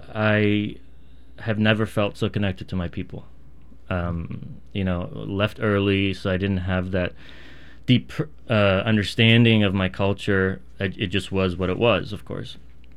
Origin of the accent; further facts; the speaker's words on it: Pittsburgh, Pennsylvania, United States; also born or lived in Bay Area, United States / upstate New York, United States; Over the years, I grew up in Pittsburgh. I went to University of Pittsburgh for a couple years, then moved on along to Northern California, to the Bay Area, where I completed my education went to medical school.